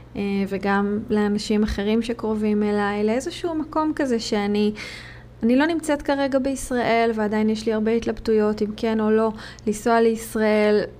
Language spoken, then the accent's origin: Hebrew; Israel; moved away; כישראלית, יהודייה שנמצאת במד-, במדינות כרגע אחרות